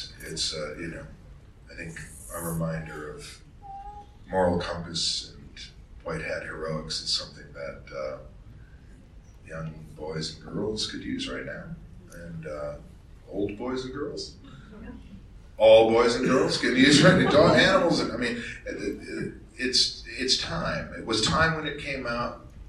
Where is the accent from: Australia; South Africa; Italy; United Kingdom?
Australia; Make it happen, because we're all Australian. Isn't it part of the DNA? It's certainly part of the Australian DNA.